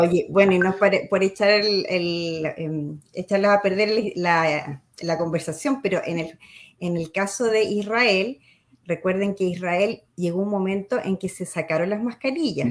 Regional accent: Chile; como somos los chilenos

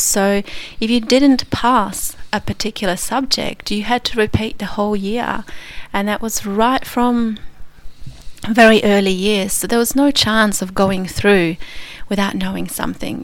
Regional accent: Krakow, Lesser Poland, Poland; moved away; my hometown, Krakow

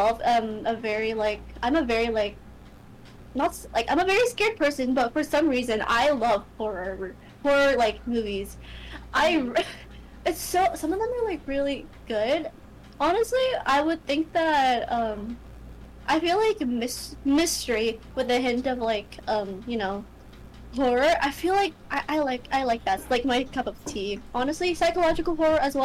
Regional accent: Canada; I'm from Canada.

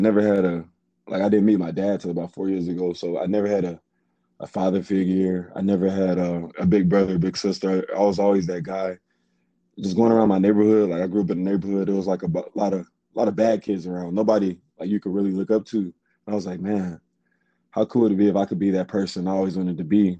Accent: Garland, Texas, United States; now in Stephenville, United States; I'm from Garland, Texas. That's like a suburb city northeast of Dallas

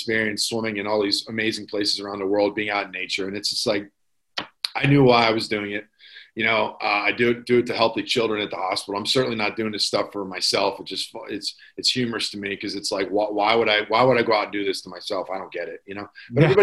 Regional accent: Pittsburgh, Pennsylvania, United States

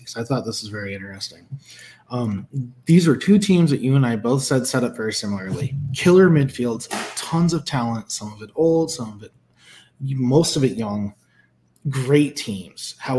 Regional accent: United States; I am an American.

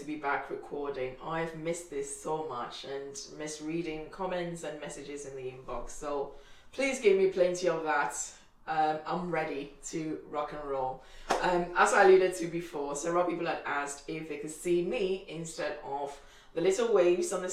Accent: Ghana; moved away; I'm from Ghana

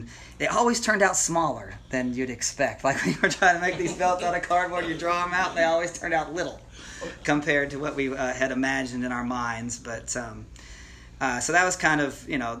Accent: Lake City, Florida, United States; moved away; I ended up growing up in Lake City, Florida

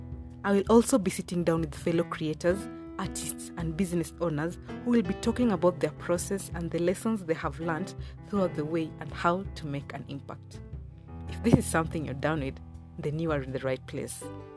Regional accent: Kenya; first language Luo; English is a second language; In English, we say thank you. In Swahili, we say asante. In my mother tongue, we say erokamano.

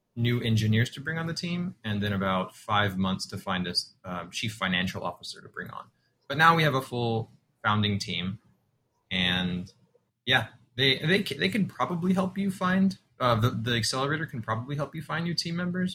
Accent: San Antonio, Texas, United States; I was born and raised in San Antonio, Texas

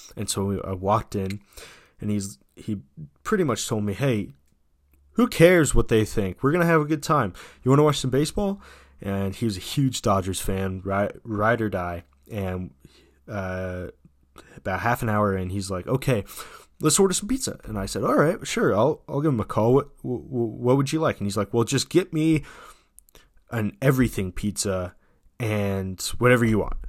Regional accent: United States; as an American citizen

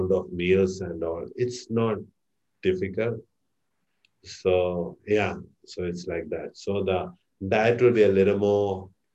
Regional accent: Kerala, India; moved away; I'm from India, Kerala

